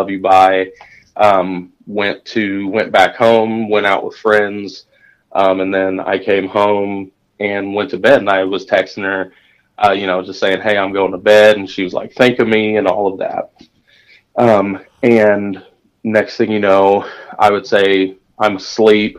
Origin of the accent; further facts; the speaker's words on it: Indianapolis, Indiana, United States; I'm from Indianapolis, had an apartment in downtown Indianapolis.